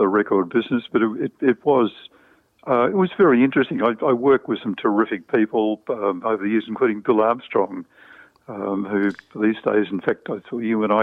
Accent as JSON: {"language": "English", "town": "Melbourne", "region": "Victoria", "country": "Australia", "tie": "born or raised there", "said": "I was brought up in Essendon"}